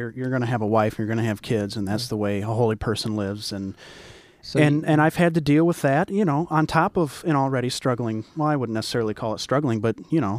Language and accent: English; the Bible Belt, United States; I am from the Bible Belt, and she's not.